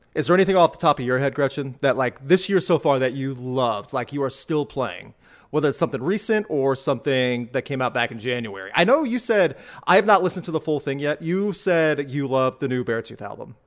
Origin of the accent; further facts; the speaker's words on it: Midwest, United States; growing up in the Midwest